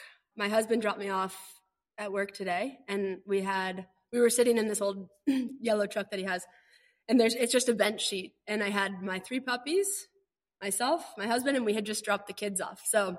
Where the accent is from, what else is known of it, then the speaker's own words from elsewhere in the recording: Boulder, Colorado, United States; also born or lived in Long Beach, California; Boulder's a super outdoorsy place. And so I think I moved there from Long Beach when I was 3. My mom and my aunt, they're twins. They started a company and then moved us to Boulder.